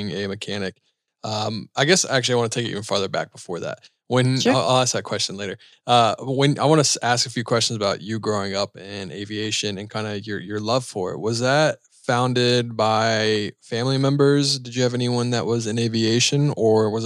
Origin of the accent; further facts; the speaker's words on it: North Carolina, United States; I'm from North Carolina